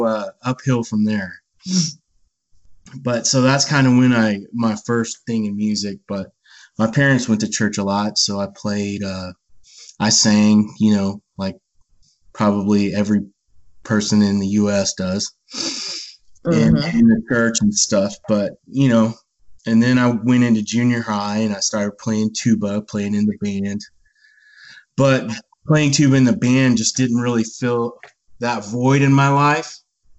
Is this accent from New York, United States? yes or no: no; Bandera, Texas, United States; I was a little kid, and I grew up in Bandera, Texas